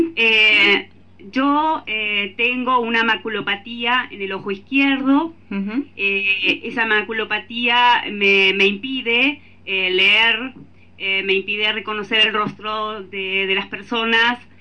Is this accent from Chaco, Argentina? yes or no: no; Tres Arroyos, Buenos Aires Province, Argentina; yo soy de Argentina. Eh, yo vivo en el sur de la provincia de Buenos Aires, en una localidad que se llama Tres Arroyos